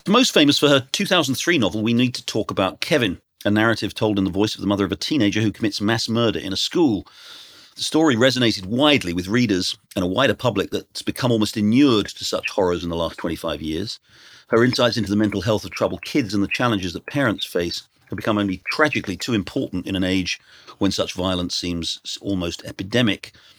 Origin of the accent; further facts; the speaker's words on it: United Kingdom; now in United States; I'm a Brit who now lives in America.